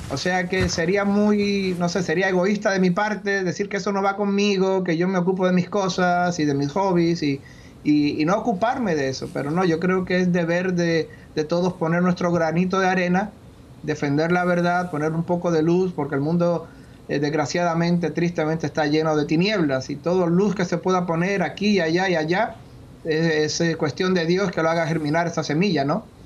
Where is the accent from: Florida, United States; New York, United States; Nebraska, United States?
Florida, United States; Miami; aquí en, Miami. He vuelto a mis raíces, he vuelto aquí con mi familia, aquí al sur de la Florida.